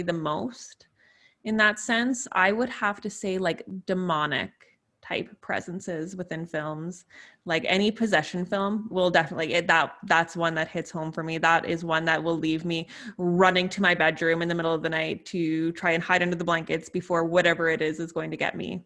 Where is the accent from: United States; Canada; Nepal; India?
Canada; I am from Canada